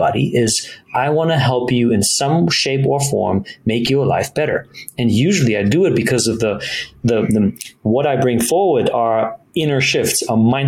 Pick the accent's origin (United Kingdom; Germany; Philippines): Germany; moved away; I grew up in Germany. I'm half German, half Italian